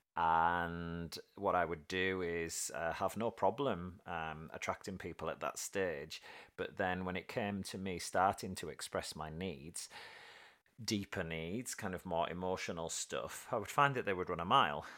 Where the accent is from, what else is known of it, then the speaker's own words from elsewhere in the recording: United Kingdom; being typically British